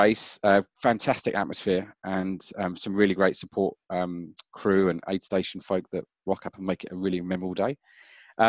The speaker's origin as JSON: {"language": "English", "town": "Brighton", "region": "South East England", "country": "United Kingdom", "tie": "born or raised there", "also_born_or_lived": "Auckland / Wellington / Melbourne", "moved": "as an adult", "lives_now": "Cambridge, New Zealand", "said": "So I grew up in the UK in a place called Brighton by the sea, and we live in the mighty Waikato in Cambridge."}